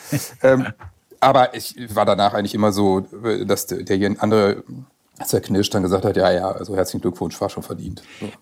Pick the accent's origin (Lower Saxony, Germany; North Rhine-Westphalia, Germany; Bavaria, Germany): Lower Saxony, Germany; Worpswede; also born or lived in Bremen; gebürtig in Bremen, aufgewachsen in Worpswede bei Bremen